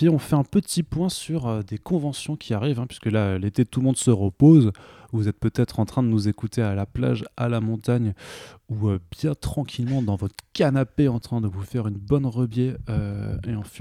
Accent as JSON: {"language": "French", "country": "Italy", "said": "Bah, après moi je suis italien donc je peux au"}